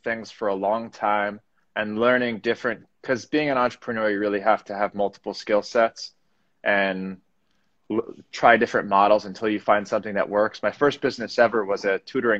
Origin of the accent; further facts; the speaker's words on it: Parkland, Florida, United States; also born or lived in New York City; I grew up in South Florida, Parkland. Born in 91, raised in South Florida